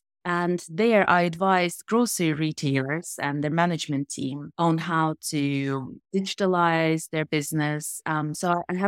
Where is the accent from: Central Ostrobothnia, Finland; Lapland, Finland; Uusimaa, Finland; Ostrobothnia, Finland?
Uusimaa, Finland; Helsinki; I grew up in Helsinki, in Finland.